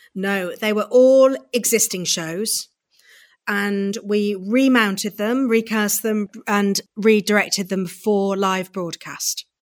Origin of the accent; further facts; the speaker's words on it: Midlands, United Kingdom; I grew up in the Midlands, so right, if you put a pin in the middle of the U K, that's where I grew up.